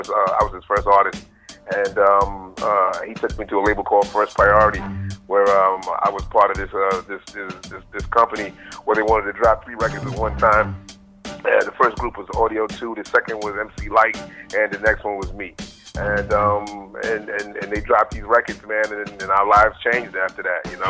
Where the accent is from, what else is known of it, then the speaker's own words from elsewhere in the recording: Bronx, New York, United States; Um, I was born in the Bronx, and and I was always in, influenced by hip hop because of that one main reason being born in the Bronx.